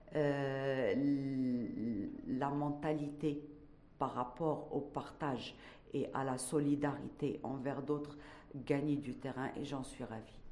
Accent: Morocco; en tant que Marocaine

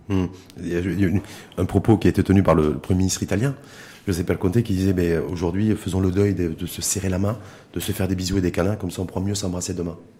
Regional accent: Morocco; chez nous, au Maroc

